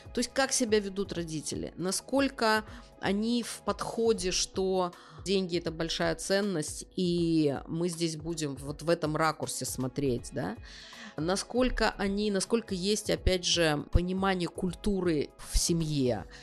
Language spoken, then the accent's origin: Russian; Kaliningrad Oblast, Russia; Я из Калининградской области